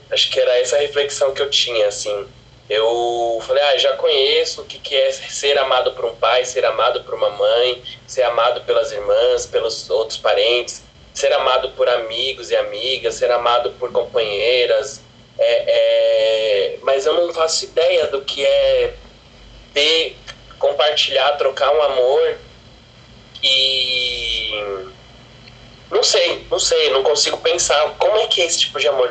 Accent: São Paulo, Brazil; sou da Brasilândia

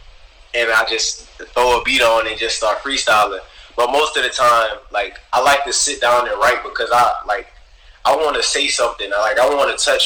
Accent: Louisiana, United States; now in Houston, United States; I'm from Louisiana, and like where I'm from, like, our music generated, like, it started from jazz.

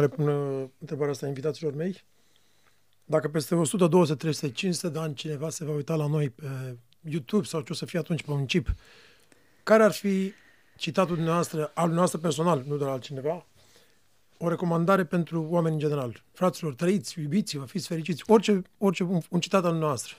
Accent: Romania; pentru noi ca români

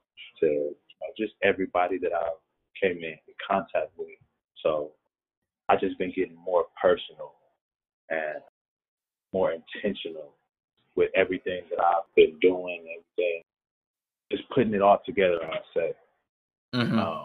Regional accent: Milwaukee, Wisconsin, United States; I'm from Milwaukee

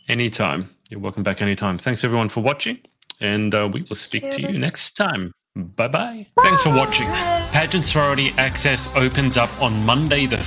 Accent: Australia; now in United Kingdom; I'm Australian.

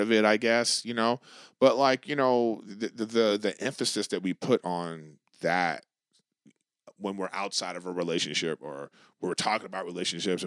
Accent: Los Angeles, California, United States; I'm from LA.

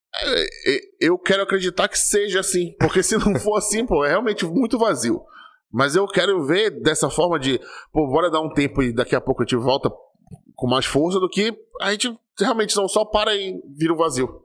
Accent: Brazil; a gente, como brasileiro, a gente tem esse clamor pelo futebol

